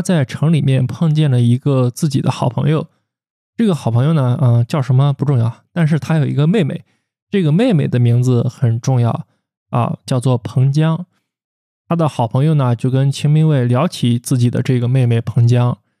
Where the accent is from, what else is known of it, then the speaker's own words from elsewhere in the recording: China; 在我们中国人看来